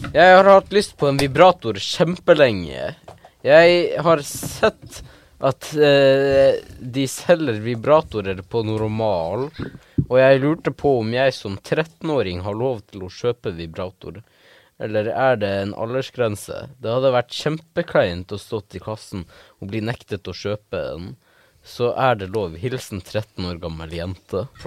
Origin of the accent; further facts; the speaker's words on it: Western Norway, Norway; Men Ja, men jeg er vestlending, ikke